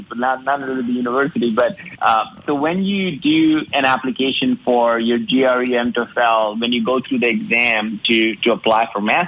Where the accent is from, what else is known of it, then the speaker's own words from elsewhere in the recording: India; moved away as an adult; also born or lived in Alabama, United States; now in United States; I grew up in India, and I was one of the five, youngest of the five